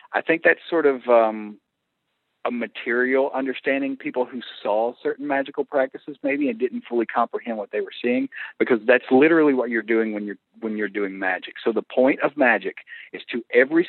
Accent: the Bible Belt, United States; where I grew up in the Bible Belt

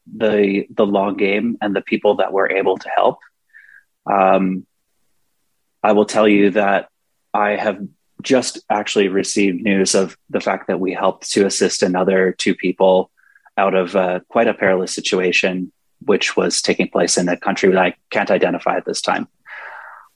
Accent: Canada; I was born in Canada

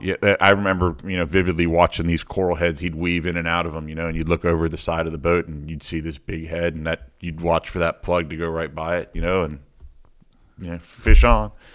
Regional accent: Miami, Florida, United States; I was born and raised in Miami, in a little, little part of Miami called Kendall Lakes

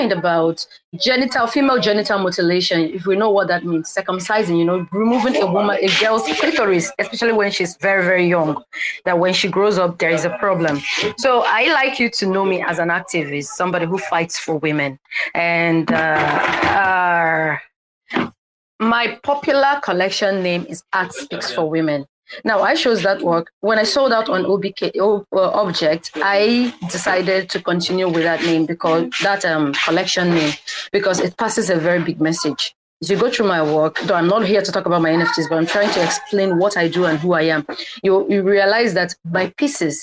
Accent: Nigeria; I am a Nigerian artist.

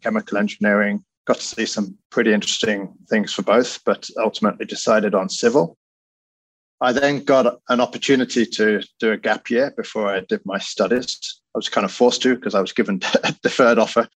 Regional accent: United Kingdom; moved away as an adult; now in New York, United States; As you can probably tell by my accent, I grew up in the UK, but I've been working in the US over 20 years now.

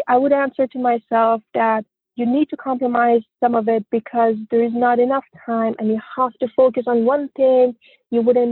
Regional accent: Iran; moved away as an adult; now in United States; I grew up in Iran until the age of 25

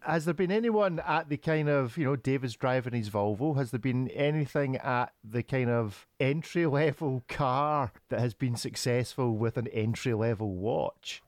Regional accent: Scotland, United Kingdom; as the Scotsman

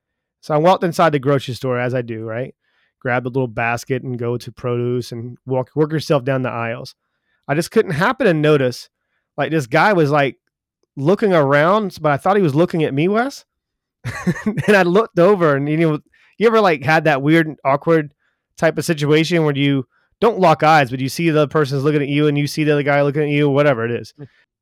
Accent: United States; yeah, I'm not from this area. He goes, you sound like you're not from either. And I was like, no, I'm from America.

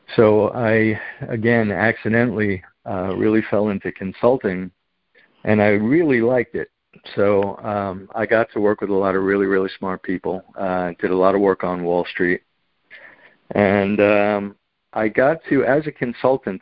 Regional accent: Long Island, New York, United States; I was born on on Long Island

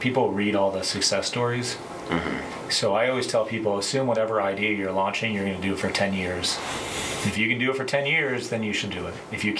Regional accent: New York, United States; now in Charlotte, United States; I grew up in New York.

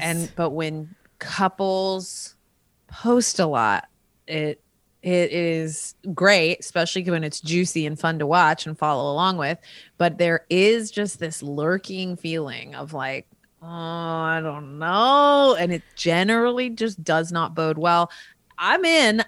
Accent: California, United States; also born or lived in Rochester, Minnesota; we came to California and I've been here since I was five. So I am, I am a Californian at heart

